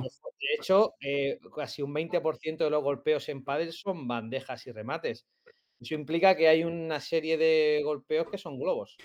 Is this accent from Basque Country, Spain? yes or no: no; Lorca, Region of Murcia, Spain; moved away as an adult; now in Extremadura, Spain; Yo eh, soy de Murcia, de Lorca, pero pero me vine a estudiar a Extremadura Ciencias del Deporte